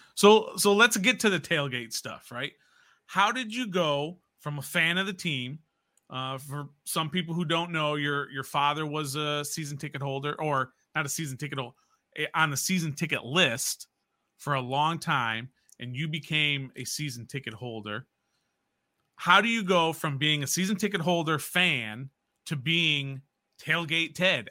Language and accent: English; Jacksonville, Florida, United States; I'm from Jacksonville